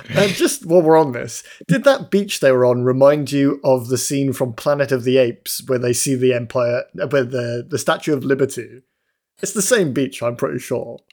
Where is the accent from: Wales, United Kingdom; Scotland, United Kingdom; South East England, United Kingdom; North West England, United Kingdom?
Wales, United Kingdom; Newport; the streets in Newport, where I live